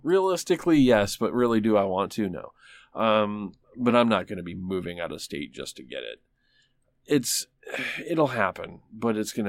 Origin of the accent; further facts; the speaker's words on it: Michigan, United States; now in Tulsa, United States; I mean, they were talking about getting fiber in my hometown in Michigan. And this is a backwards little fucking, like, nowhere place.